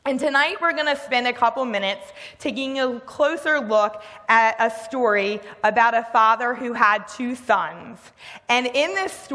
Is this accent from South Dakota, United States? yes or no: no; Delaware, United States; I grew up in Delaware